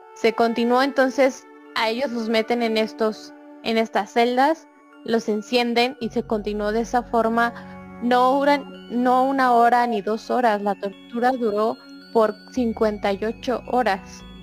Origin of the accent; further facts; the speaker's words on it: Mexico; nosotros como mexicanos, mexicanos